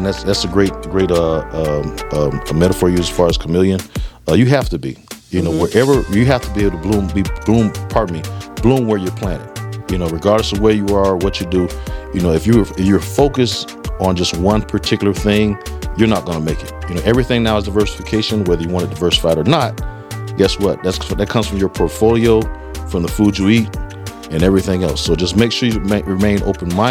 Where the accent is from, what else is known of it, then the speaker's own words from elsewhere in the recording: South Florida, United States; I'm originally from South Florida